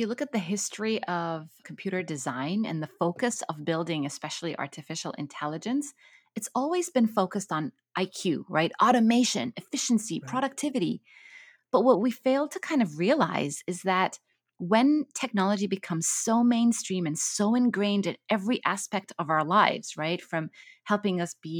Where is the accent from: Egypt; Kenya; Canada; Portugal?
Egypt; Cairo; moved away as an adult; also born or lived in Kuwait / Abu Dhabi, United Arab Emirates; So I grew up in the Middle East. I grew up in Cairo and in Kuwait and Abu Dhabi. But then I had the opportunity to move to Cambridge University to do my PhD.